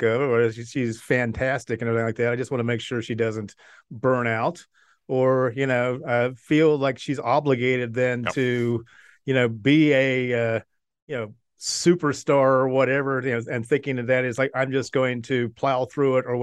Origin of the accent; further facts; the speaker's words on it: United States; I'm an American